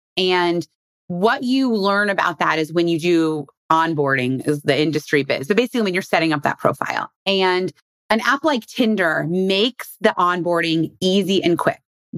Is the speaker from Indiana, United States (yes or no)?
yes; Indiana, United States; I'm from Indiana. A lot of people in Indiana don't like to travel.